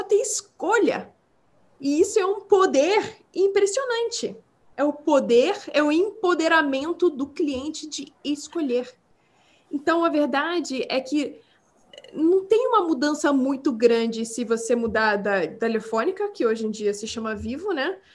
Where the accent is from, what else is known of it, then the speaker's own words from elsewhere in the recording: Brazil; accent: Portuguese; first language English; Portuguese is a second language; now in United States; quando eu era criança no Brasil